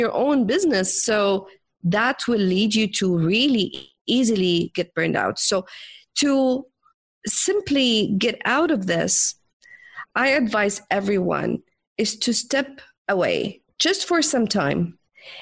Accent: Jordan; I'm from the Middle East, from Jordan, and I grew up as a rebellionist

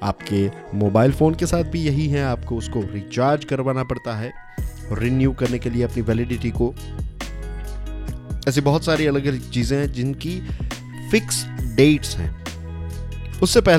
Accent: Gujarat, India; basically मैं गुजरात से हूँ और गुजराती में एक बहुत ही फेमस कहावत है

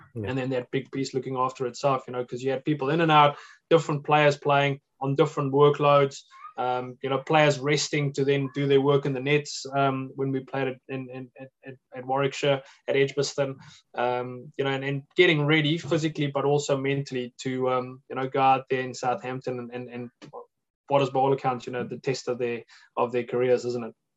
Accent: New Zealand; being a New Zealander

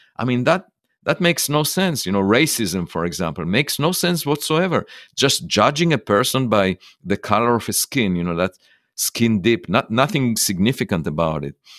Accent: Israel; moved away; I was born in Israel

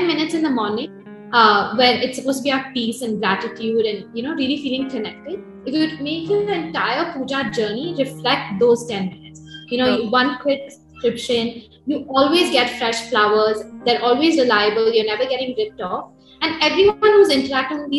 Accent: Bangalore, Karnataka, India; We are from Bangalore, the home base

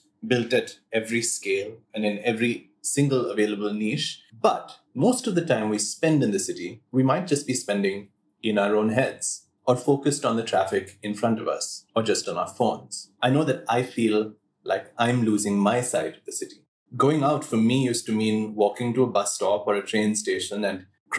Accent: Bangalore, Karnataka, India; I grew up in Bangalore.

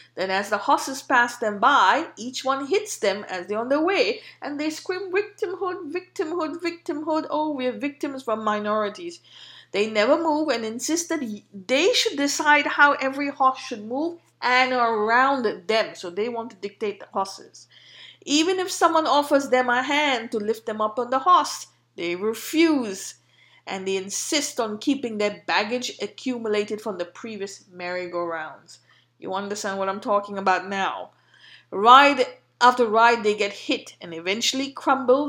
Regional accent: India

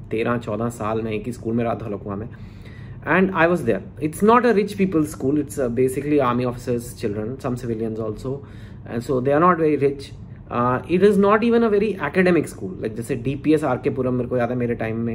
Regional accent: Delhi, India; तो मेरा बचपन मैं दिल्ली में मेरा जन्म हुआ था दिल्ली में एक आई डोंट नो जो लोग फेमिलियर हैं एक छोटा सा कॉलोनी है नारायणा विहार

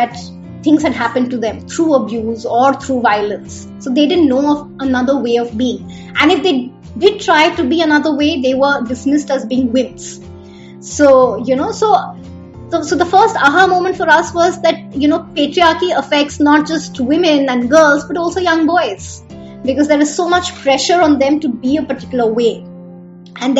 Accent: Bihar, India; I grew up in Bihar, and there they say thetar

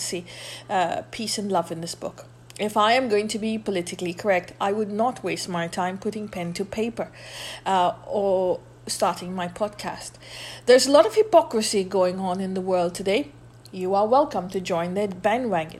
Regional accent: India; moved away as an adult; now in North America; I come from the Republic of India, otherwise known as Hindustan

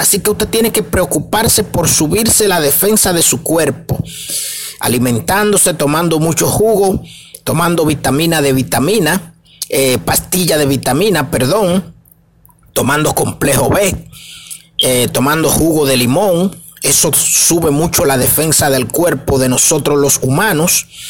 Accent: Dominican Republic; para mi gente de República Dominicana, porque somos dominicanos, estamos transmitiendo desde aquí, desde República Dominicana

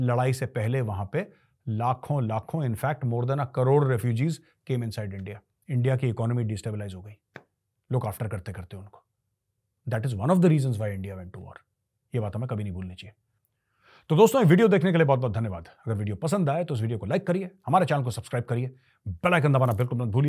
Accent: Jharkhand, India; मैं भी झारखंड से हूं और झारखंड में नई पॉलिटिकल पार्टीज की वजह से नेक्सलाइट हमेशा इंक्रीज हो गए हैं

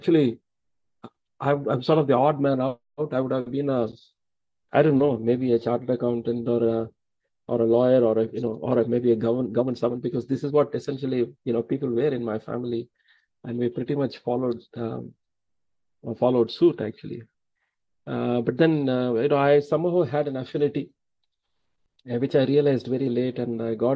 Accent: Thanjavur district, Tamil Nadu, India; We hail from Thanjavur district

